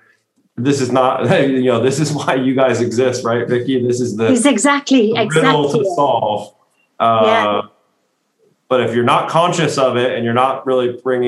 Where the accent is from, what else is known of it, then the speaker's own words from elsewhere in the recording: United States; as an American